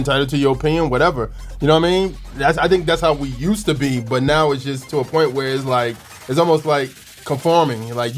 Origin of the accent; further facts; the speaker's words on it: United States; It's like, now, it sounds like you're hurting my constitutional rights as an American.